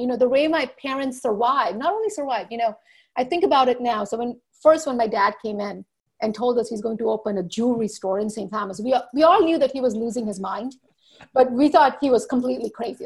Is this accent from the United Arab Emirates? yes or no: no; U.S. Virgin Islands; moved away as an adult; also born or lived in India / New Jersey, United States; now in Walla Walla, United States; I was born in India, grew up in the Virgin Islands.